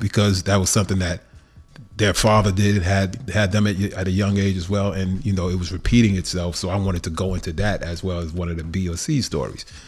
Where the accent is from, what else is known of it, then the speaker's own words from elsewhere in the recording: New York, United States; moved away as an adult; now in Los Angeles, United States; I'm always a New Yorker a thousand percent, even though I've lived in L A fifteen years now. But growing up in New York